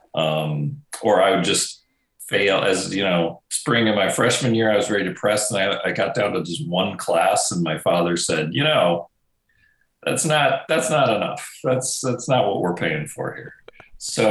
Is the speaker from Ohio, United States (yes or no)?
no; Wisconsin, United States; moved away as an adult; also born or lived in Minnesota / Los Angeles; I grew up in Wisconsin